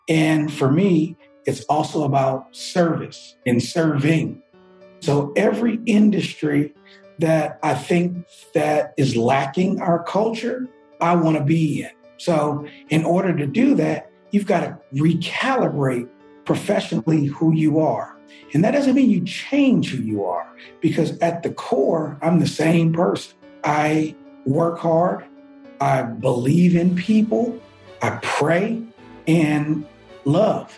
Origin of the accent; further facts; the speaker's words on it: Oakland, California, United States; also born or lived in Washington, D.C.; now in Atlanta, United States; I'm from the Bay Area, Oakland, California